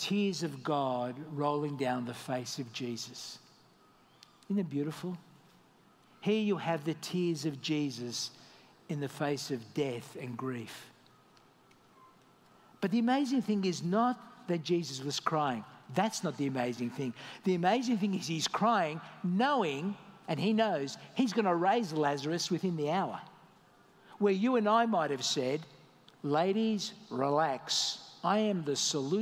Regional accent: Australia; moved away as an adult; also born or lived in Malta; now in Dubai, United Arab Emirates; I left my home country, Australia

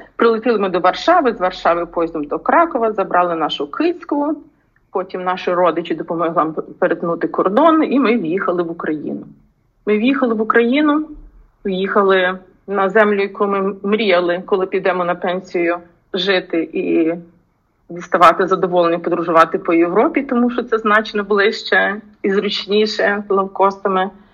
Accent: Ukraine; moved away as an adult; also born or lived in United States; я українка

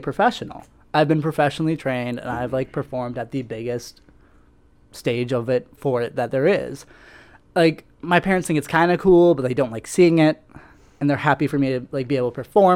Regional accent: West Des Moines, Iowa, United States; also born or lived in Germany / Cedar Rapids, Iowa; so I was born in Germany, lived there for about 4 years just because we were military. My dad was stationed over there. My whole family was there for a couple of years. And then I moved to Cedar Rapids for a year, and then I came to West Des Moines

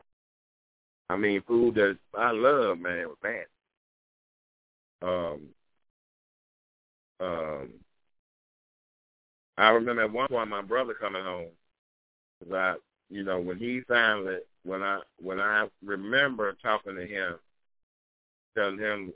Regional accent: Greenville, Mississippi, United States; moved away as an adult; I'm born and raised in Greenville, two-parent home

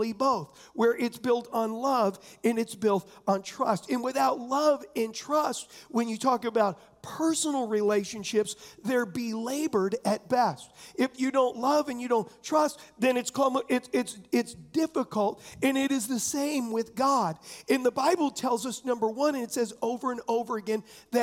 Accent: San Diego, California, United States; I was raised in San Diego

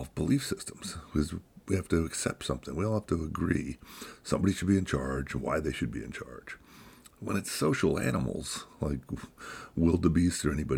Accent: United States; Here in America, speaking as an American

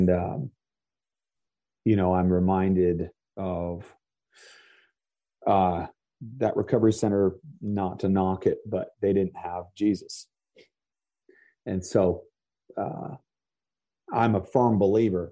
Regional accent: Vermont, United States; I grew up in Vermont. I grew up on a dairy farm

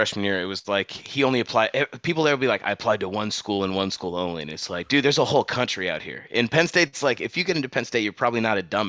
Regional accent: Ireland; Even though I'm Irish, but that's a fucking bullshit holiday.

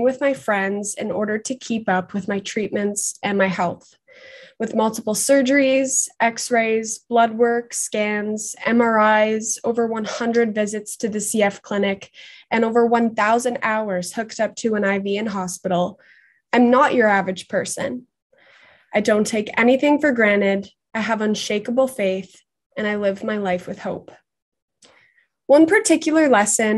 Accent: Markham, Ontario, Canada; I'm from Markham

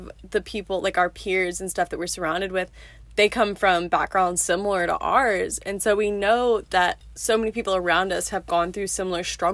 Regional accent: Memphis, Tennessee, United States; moved away as an adult; now in Birmingham, United States; I'm from Memphis

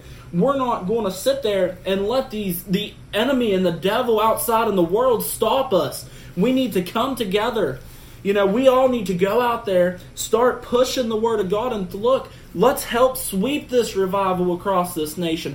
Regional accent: Preston County, West Virginia, United States; my hometown in Preston County

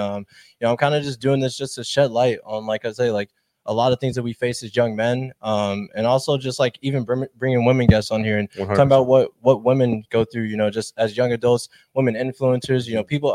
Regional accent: Chicago, Illinois, United States; I've born and raised in Chicago, went to UIC

